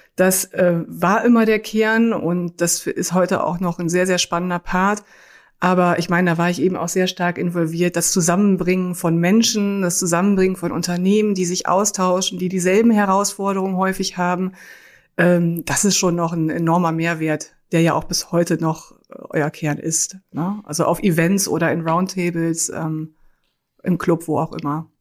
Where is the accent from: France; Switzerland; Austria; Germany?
Germany; Münsterland, North Rhine-Westphalia; moved away; also born or lived in Cologne; Ich komme aus dem Münsterland, habe in Münster auch BWL studiert